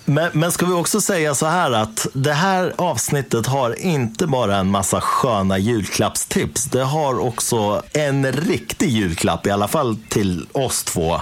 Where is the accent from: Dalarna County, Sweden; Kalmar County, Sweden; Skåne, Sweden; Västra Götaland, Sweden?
Dalarna County, Sweden; hemma i Dalarna